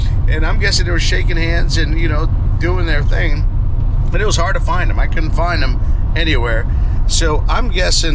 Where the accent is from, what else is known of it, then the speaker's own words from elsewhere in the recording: Orlando, Florida, United States; moved away; it's going to be in my hometown. It's going to be in our hometown